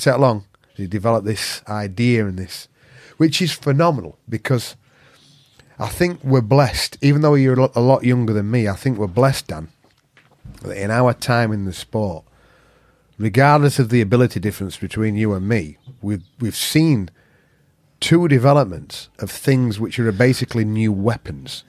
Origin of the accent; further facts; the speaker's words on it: Yorkshire and the Humber, United Kingdom; I'm a Yorkshireman